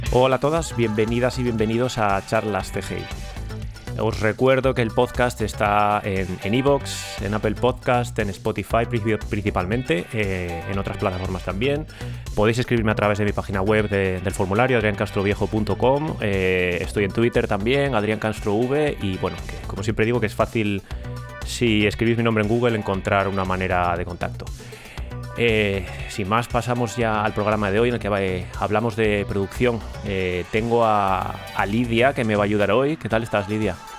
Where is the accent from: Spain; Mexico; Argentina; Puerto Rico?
Spain; Ponferrada, Castile and León; now in London, United Kingdom; yo soy de Ponferrada